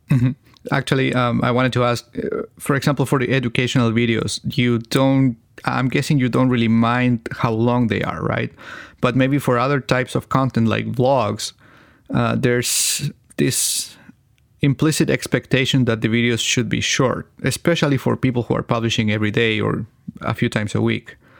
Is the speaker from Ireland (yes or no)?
no; Chile; first language Spanish; English is a second language; my native language is Spanish, but I'm from Chile